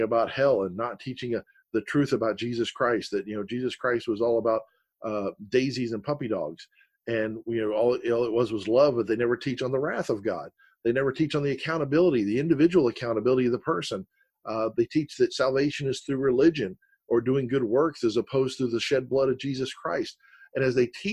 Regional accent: Florida, United States; I was born and raised in the South here in Florida, over one county over, and I was raised around Southerners

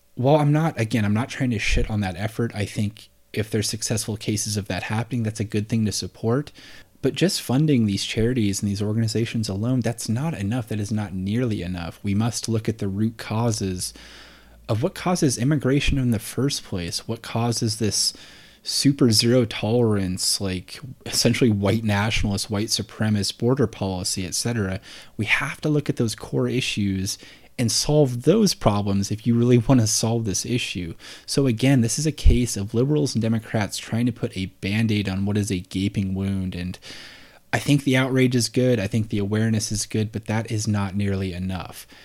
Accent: Portland, Oregon, United States; I'm from Portland here

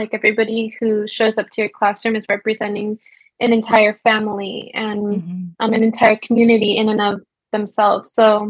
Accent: Los Angeles, California, United States; And I'm from Los Angeles. I was a former educator, K-3.

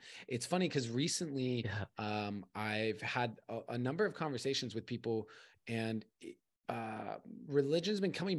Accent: Arizona, United States; also born or lived in California; I was born in California. Mm. I was out there for a while. Sixth grade, I moved to Arizona, and I was there until I graduated college.

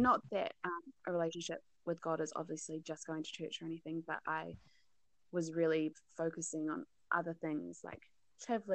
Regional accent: North Island, New Zealand; also born or lived in South Island, New Zealand; I'm from the North Island

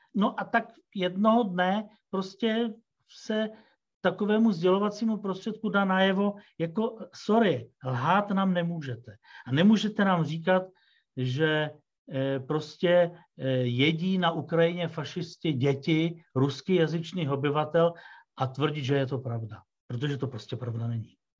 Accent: Czechia; also born or lived in Russia; jako Čech, který tu žije

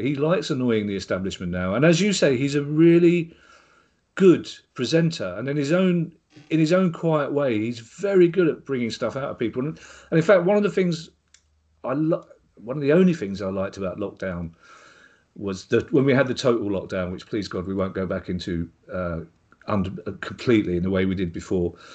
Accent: England, United Kingdom; I'm English

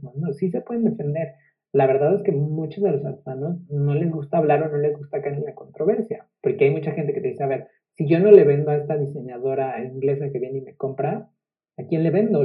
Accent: Mexico; convertí ese orgullo mexicano en parte como de, de, mi sustancia

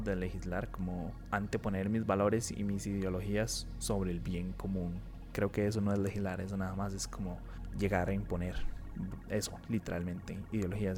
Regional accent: Costa Rica; como ticos

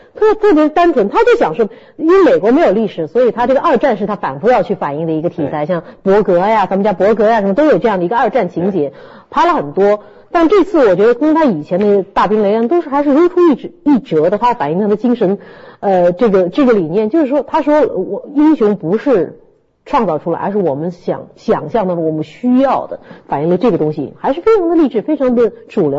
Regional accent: Shanghai, China; 我们上海人民

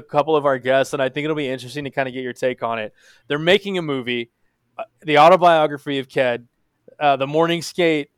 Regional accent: Dallas, Texas, United States; we're all from the Dallas area

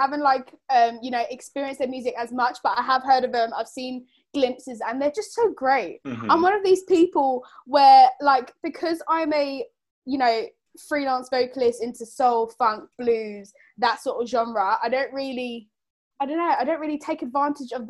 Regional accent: London, United Kingdom; I'm from the UK. From London.

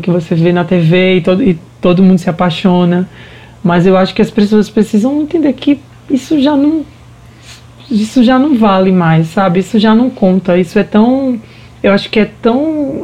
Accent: Paraíba, Brazil; now in Recife, Brazil; sou paraibana, né, como falou anteriormente, moro em Recife atualmente

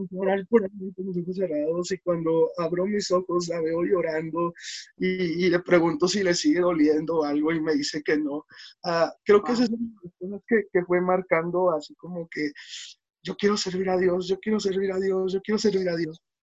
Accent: Oluta, Veracruz, Mexico; also born or lived in Toluca area, State of Mexico; now in Toluca, Mexico; yo nací en Veracruz, um, específicamente en Oluta, Veracruz

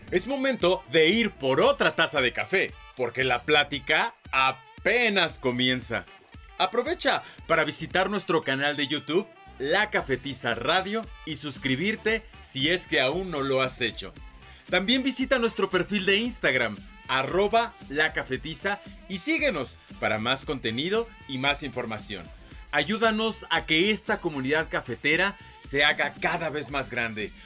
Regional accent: Mexico; tenemos como mexicanos

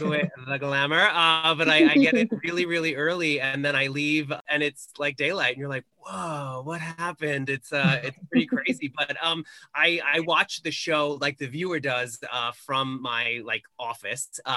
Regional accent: Long Island, New York, United States; now in Los Angeles, United States; I am from a foreign country off the coast of New York called Long Island

